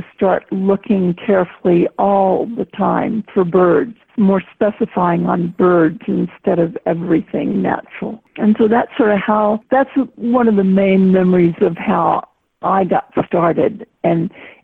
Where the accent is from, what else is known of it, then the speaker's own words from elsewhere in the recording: Austin, Texas, United States; moved away; also born or lived in California / Vermont / Arizona; I was born in Austin, Texas